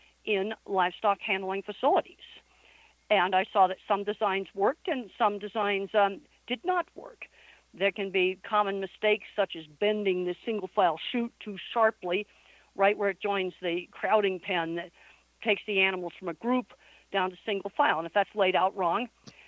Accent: East Coast, United States; moved away as an adult; also born or lived in Arizona; I was raised on the East Coast

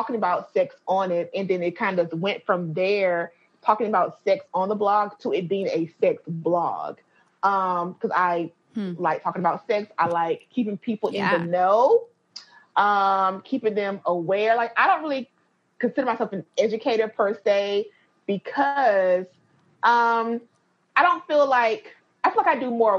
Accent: North Carolina, United States; I'm from North Carolina

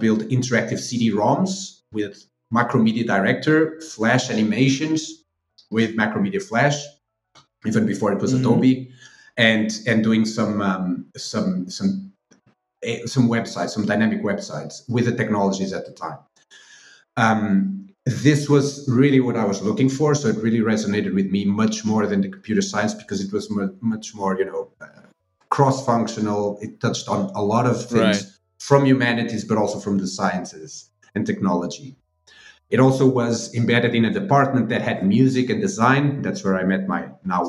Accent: Aveiro, Aveiro District, Portugal; also born or lived in Coimbra; my hometown in Aveiro

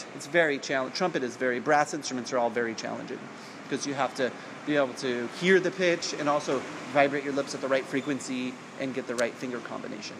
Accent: Salinas, California, United States; I grew up in Salinas, which is at the time was under seventy five thousand people population

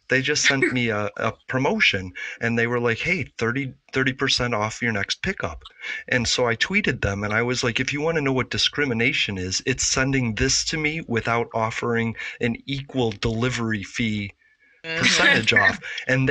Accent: Chicago, Illinois, United States; I grew up in Chicago, so it was steaks, pork chops, fast food.

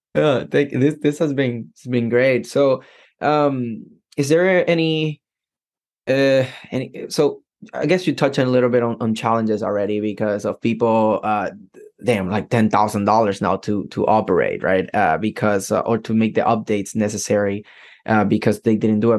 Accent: Puerto Rico; now in United States; I am from Puerto Rico, right? Completely different culture than mm-hmm. than what Americans grow

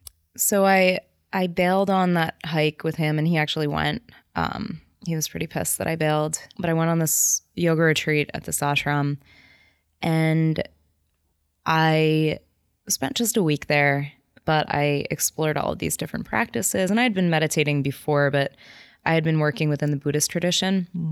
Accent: New Jersey, United States

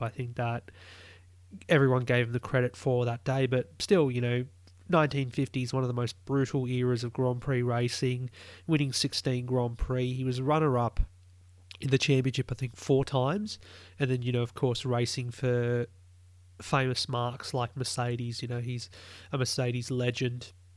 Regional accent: Australia; as an Aussie

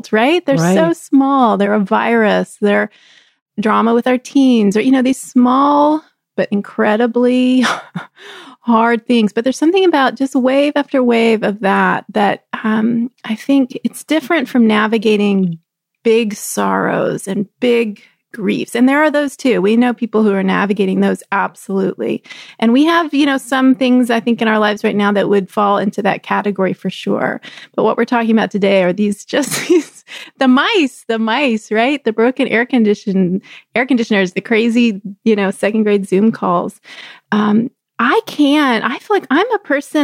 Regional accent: Texas, United States; growing up in Texas

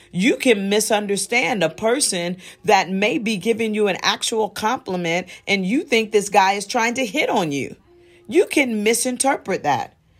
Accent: Midwest, United States; also born or lived in New York; I was born in New York, but I was raised in the Midwest

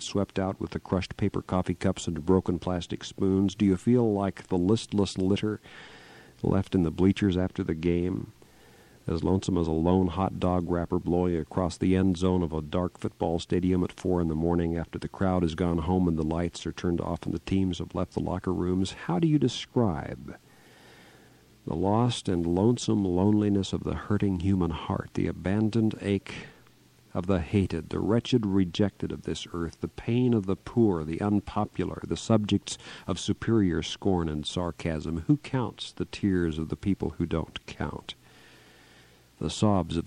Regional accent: Kansas, United States; moved away; my home state of Kansas

